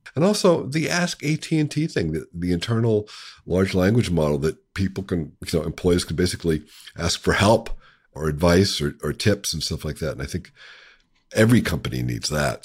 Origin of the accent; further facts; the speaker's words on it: Appalachia, United States; I grew up in Appalachia